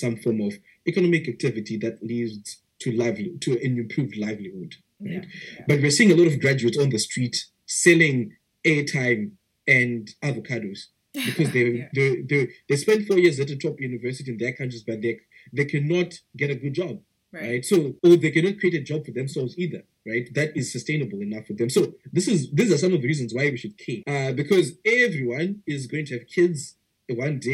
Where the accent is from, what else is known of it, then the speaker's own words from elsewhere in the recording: Zimbabwe; I was born and raised in Zimbabwe.